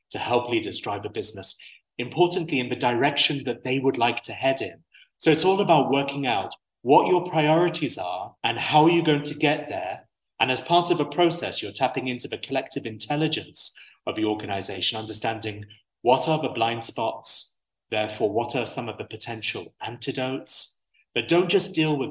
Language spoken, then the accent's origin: English; United Arab Emirates; I have this unique perspective of being half English and half Syrian, but born and raised in the UAE